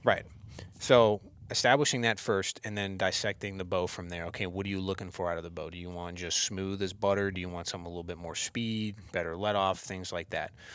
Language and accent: English; Warren, Ohio, United States; now in Vienna, United States; originally, I grew up in Warren